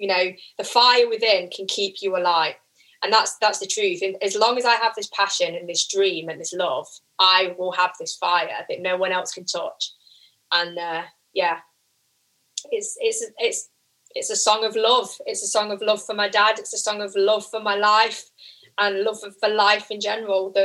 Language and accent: English; Midlands, United Kingdom; accent: Midlands; my annoying Midlands accent